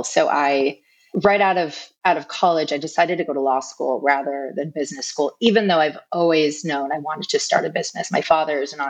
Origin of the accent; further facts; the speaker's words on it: New York, United States; I'm originally from New York